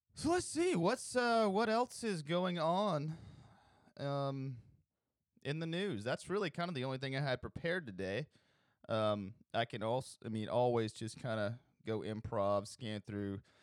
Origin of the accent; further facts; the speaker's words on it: Alabama, United States; I'm from Alabama. I'm broadcasting this from Alabama